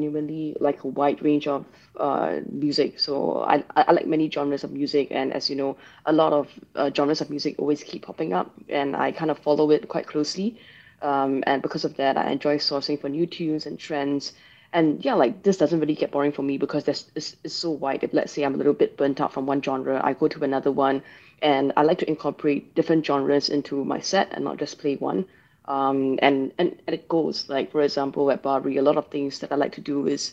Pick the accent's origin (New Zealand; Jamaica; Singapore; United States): Singapore; that was how I grew up here in Singapore.